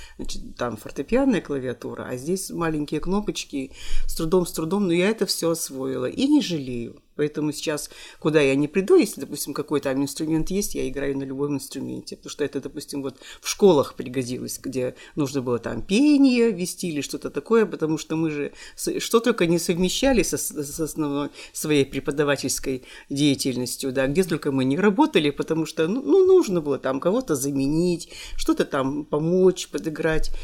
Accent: Kirovo-Chepetsk, Kirov Oblast, Russia; also born or lived in Balezino, Udmurtia; я родилась в Удмуртии, поселок Болезино, и меня сюда привезли маленькой

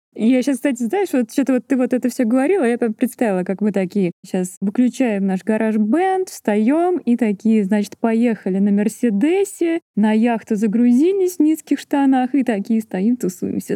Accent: Volgograd, Volgograd Oblast, Russia; я родилась и выросла в Волгограде, в жилгородке

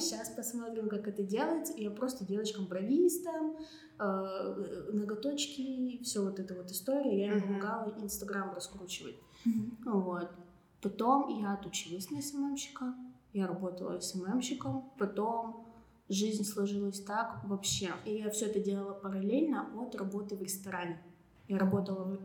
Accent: Serov, Sverdlovsk Oblast, Russia; moved away; я уехала в родной город на каникулы в Серов

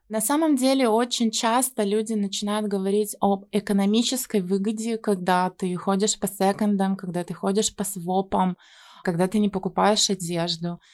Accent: Yekaterinburg, Sverdlovsk Oblast, Russia; moved away; Я сама из Екатеринбурга

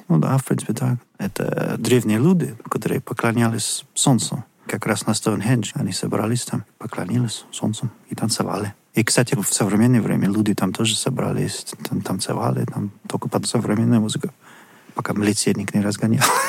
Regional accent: Bristol, South West England, United Kingdom; Russian is a second language; moved away; в Бристоле, ну, мой родной город

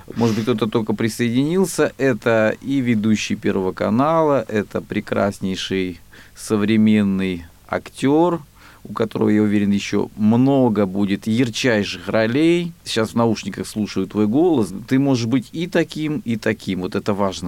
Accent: Rostov Oblast, Russia; я же из Ростовской области

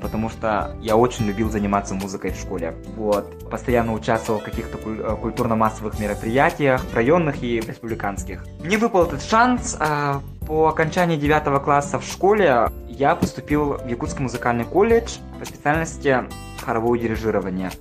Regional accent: Nizhny Bestyakh, Sakha Republic, Russia; moved away as an adult; also born or lived in Yakutsk / New York; now in Los Angeles, United States; я вырос и родился в Мегино-Кангаласском улусе в поселке Нижний Бестях

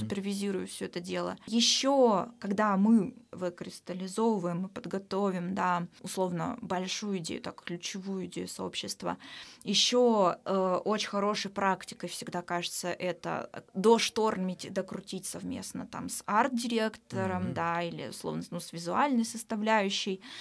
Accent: Omsk, Omsk Oblast, Russia; moved away as an adult; now in Saint Petersburg, Russia; в Омске, в моем родном городе

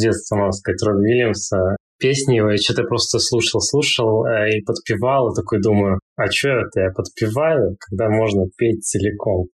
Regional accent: Rybinsk, Yaroslavl Oblast, Russia; moved away as an adult; also born or lived in Moscow; now in Turkey; ездил домой в Рыбинск, откуда я родом

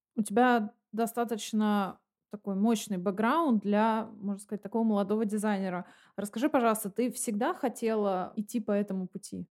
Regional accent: Nalchik, Kabardino-Balkaria, Russia; moved away; Я из э, города Нальчик, Кабардино-Балкария

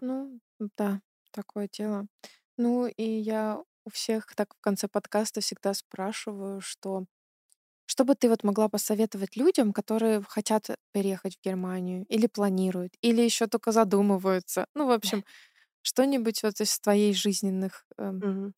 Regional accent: Belarus; now in Germany; я с Беларуси

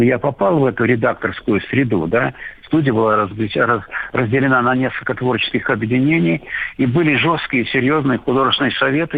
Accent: Russia; я режиссер фильма, которого не, не показывается у меня на родине

